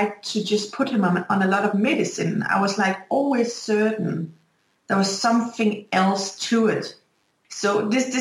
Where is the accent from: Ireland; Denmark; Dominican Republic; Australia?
Denmark; I'm from Denmark